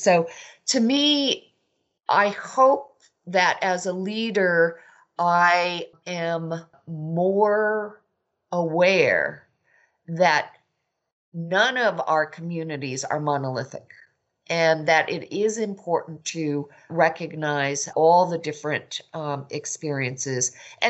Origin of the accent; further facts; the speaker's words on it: West Coast, United States; So I was born and raised on the West Coast.